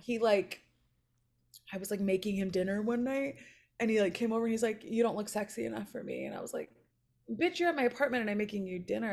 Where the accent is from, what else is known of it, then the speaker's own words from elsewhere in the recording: Chicago, Illinois, United States; now in Los Angeles, United States; I was born and raised in Chicago, and then my parents moved us to a suburb, like, twenty minutes northwest of the city